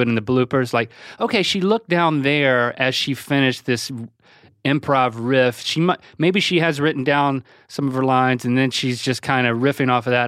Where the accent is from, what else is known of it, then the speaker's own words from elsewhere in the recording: North Carolina, United States; we come from the same place